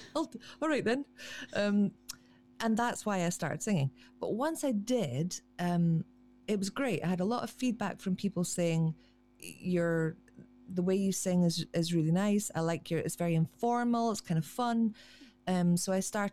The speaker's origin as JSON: {"language": "English", "area": "Black Isle, Highlands", "region": "Scotland", "country": "United Kingdom", "tie": "born or raised there", "moved": "yes", "said": "the place where I grew up on the Black Isle in the Highlands"}